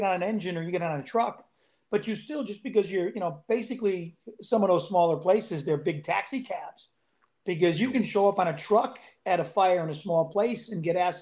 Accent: outside of Hartford, Connecticut, United States; moved away as an adult; also born or lived in New York City; I was born and raised in outside of Hartford, Connecticut

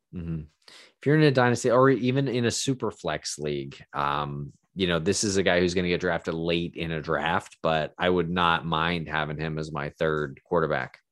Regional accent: Boston, Massachusetts, United States; growing up in Boston

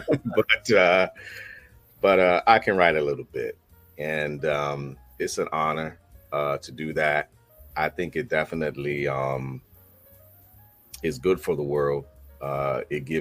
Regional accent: Alexandria, Virginia, United States; also born or lived in Manassas, Virginia; I'm from Alexandria, Virginia. But I spent the last, 30 years out here in Manassas, Virginia, and Prince William County

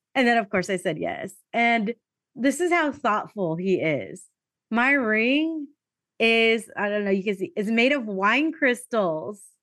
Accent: San Diego, California, United States; I grew up in San Diego

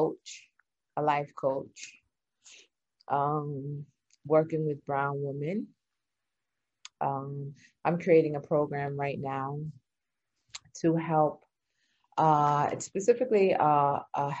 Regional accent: New York, United States; also born or lived in England; I'm from New York

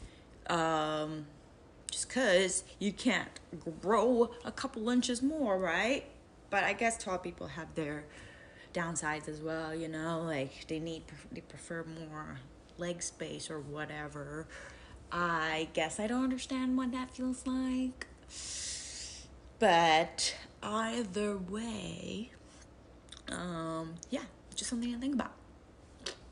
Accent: Macau; also born or lived in Philippines; I was born in Macau

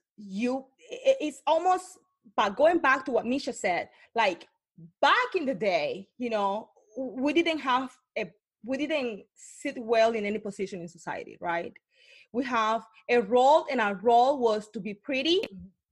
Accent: Cartagena, Bolívar, Colombia; English is a second language; moved away; I was born in Cartagena, Colombia, but when I grew up, I grew up in, the, in a really impacted area

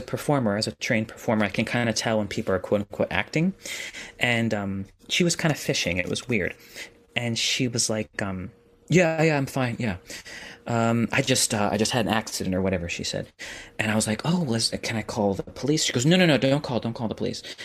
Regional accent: New York, United States; as a New Yorker

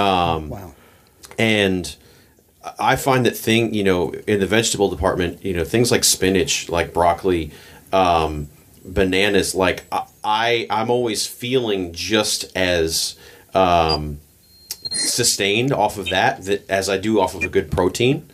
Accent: Pennsylvania, United States; I grew up in Pennsylvania

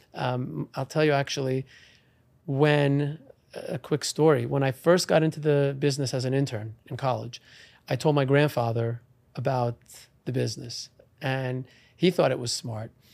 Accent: Great Neck, New York, United States; I was born and raised in Long Island in Great Neck, uh, New York

